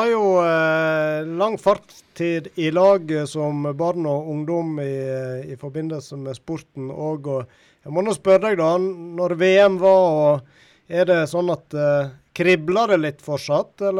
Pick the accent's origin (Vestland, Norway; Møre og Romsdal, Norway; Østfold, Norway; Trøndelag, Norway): Vestland, Norway; Stryn; now in Hammerfest, Norway; Det blir hjemme i Stryn, ja.